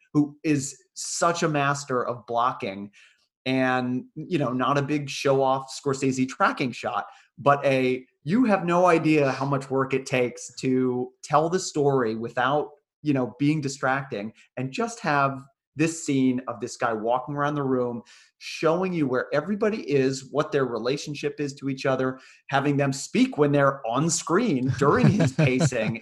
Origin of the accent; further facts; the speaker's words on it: United States; me growing up you know born in the 80s after these events in america